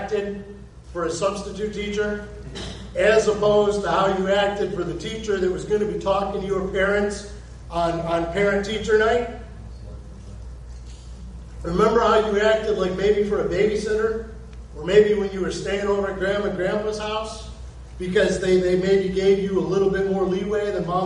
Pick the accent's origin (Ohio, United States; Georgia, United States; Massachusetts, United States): Ohio, United States; now in Florida, United States; We're from Ohio